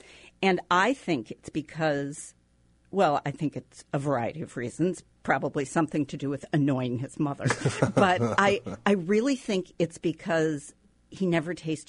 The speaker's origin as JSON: {"language": "English", "region": "Minnesota", "country": "United States", "tie": "born or raised there", "moved": "yes", "said": "I grew up in Minnesota"}